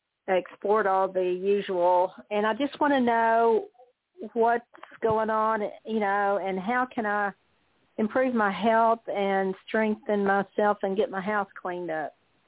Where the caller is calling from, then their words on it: Amarillo, Texas, United States; I'm calling from Amarillo.